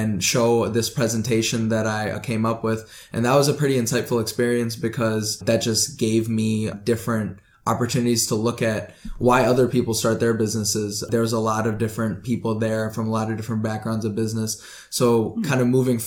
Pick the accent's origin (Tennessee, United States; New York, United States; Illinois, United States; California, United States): Illinois, United States; Oswego; also born or lived in Hyderabad, India; I come from Oswego, Illinois. And my family, I grew up in around here, but I was actually born in Hyderabad